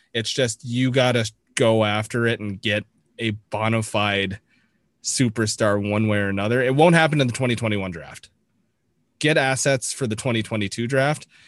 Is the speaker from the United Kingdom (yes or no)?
no; Toronto, Ontario, Canada; I grew up in the Toronto sports market